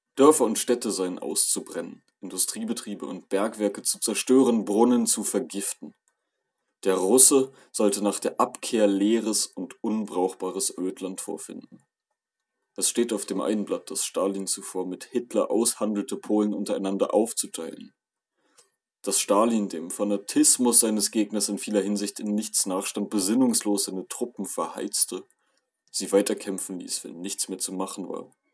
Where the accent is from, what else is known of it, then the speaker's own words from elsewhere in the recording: Germany; als Deutscher